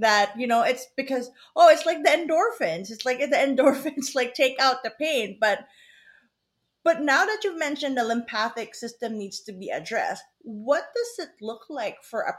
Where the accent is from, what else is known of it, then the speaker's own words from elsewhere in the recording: Philippines; now in Canada; I was born and raised in the Philippines